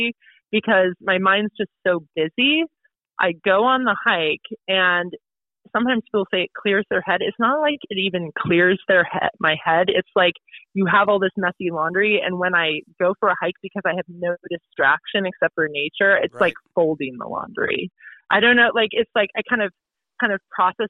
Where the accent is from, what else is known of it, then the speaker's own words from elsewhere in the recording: Portland, Oregon, United States; moved away as an adult; now in New Hampshire, United States; Out in Oregon, I grew up in Portland